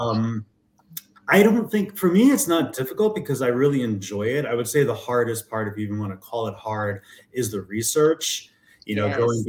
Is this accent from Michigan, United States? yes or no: no; New York, United States; also born or lived in Los Angeles; now in Denver, United States; I'm originally from New York. I now live in Denver via LA, where I lived for 20 years.